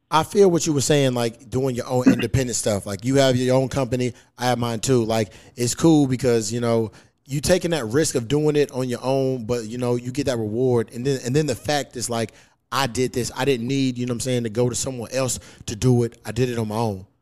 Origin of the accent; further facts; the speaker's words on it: Louisville, Kentucky, United States; moved away; back in my hometown because uh, where I'm from, that's where the Breonna Taylor murder happened